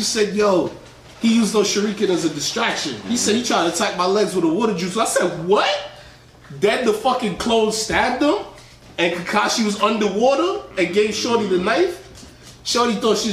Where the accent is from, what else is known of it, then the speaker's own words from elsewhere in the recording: New York City, New York, United States; I'm from the Bronx